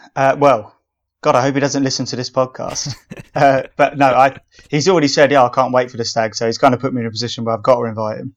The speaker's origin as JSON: {"language": "English", "region": "England", "country": "United Kingdom", "said": "We're not American. We're English."}